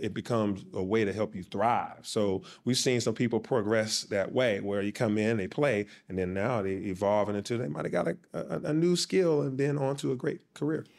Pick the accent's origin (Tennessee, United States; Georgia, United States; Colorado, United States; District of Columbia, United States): Georgia, United States; Atlanta; from Atlanta, Georgia.